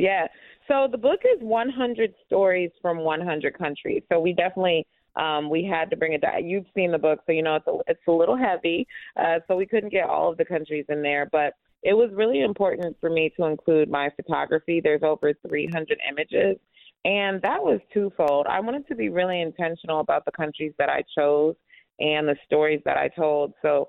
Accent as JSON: {"language": "English", "country": "Uganda", "also_born_or_lived": "United States", "said": "I'm also Ugandan, so growing up going back and forth between the U.S. and Uganda."}